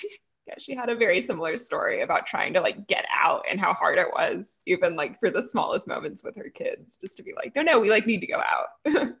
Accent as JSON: {"language": "English", "region": "Texas", "country": "United States", "said": "as a Texan"}